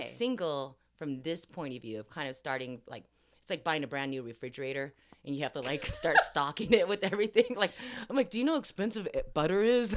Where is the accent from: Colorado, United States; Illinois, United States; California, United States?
California, United States; Los Angeles; accent: Valley girl; I grew up in Hollywood and then the Valley, and I'm very proud to say I'm still a Valley girl